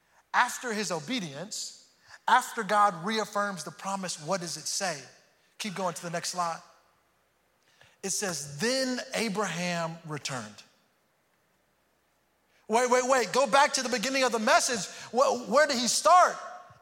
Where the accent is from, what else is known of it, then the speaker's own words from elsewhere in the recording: Houston, Texas, United States; moved away; also born or lived in Missouri; And I grew up in, I'm from Houston, go Astros. I'm from Houston, but then we moved later on to Missouri, and it was the first time I had experienced snow and seasons.